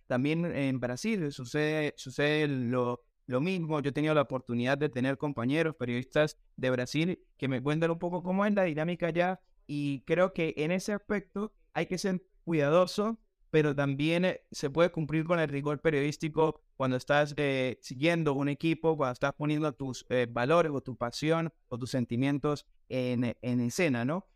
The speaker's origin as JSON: {"language": "Spanish", "region": "Táchira", "country": "Venezuela", "also_born_or_lived": "Buenos Aires, Argentina", "moved": "as an adult", "said": "yo vengo de Táchira, es la, es la, zona deportiva eh, de fútbol de nuestro país, de Venezuela"}